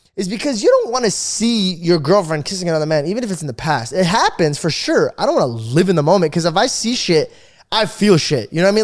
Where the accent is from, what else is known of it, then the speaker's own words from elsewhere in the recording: Arizona, United States; I grew up in Arizona